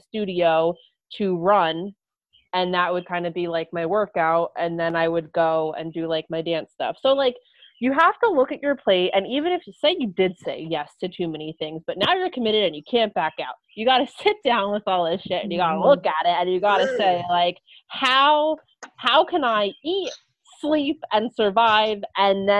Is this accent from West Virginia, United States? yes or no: no; New Jersey, United States; I had moved back home, and I was commuting from South Jersey up to Montclair State University